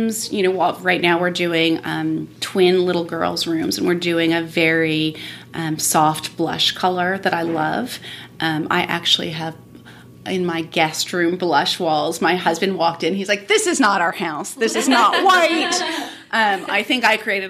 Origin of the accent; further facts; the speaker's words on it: Miami, Florida, United States; also born or lived in San Francisco; now in Nashville, United States; I grew up in Miami